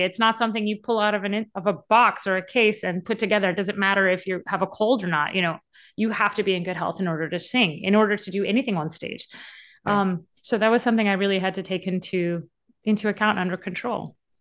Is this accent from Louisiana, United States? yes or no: yes; Louisiana, United States; I grew up in Louisiana.